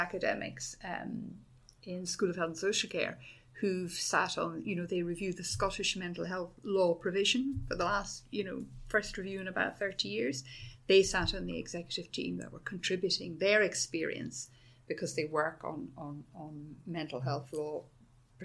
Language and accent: English; Dublin, Leinster, Ireland; moved away as an adult; also born or lived in Oxfordshire, England; now in Edinburgh, United Kingdom; I was born and grew up in Dublin